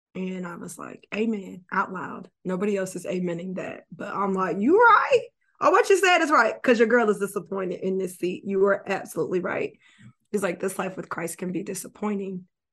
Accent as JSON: {"language": "English", "region": "Florida", "country": "United States", "moved": "yes", "said": "I'm from Florida originally"}